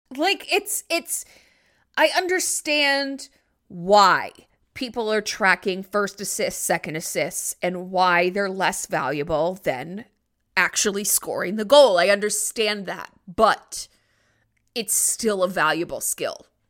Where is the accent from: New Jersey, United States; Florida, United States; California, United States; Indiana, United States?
New Jersey, United States; I'm from New Jersey.